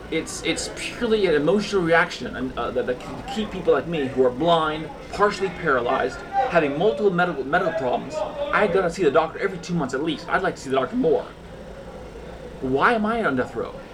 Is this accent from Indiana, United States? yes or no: no; Concord, California, United States; Concord, California.